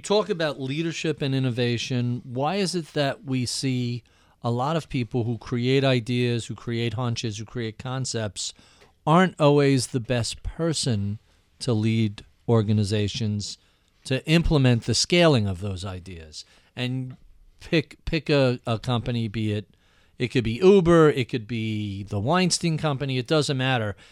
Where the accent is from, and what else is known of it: United States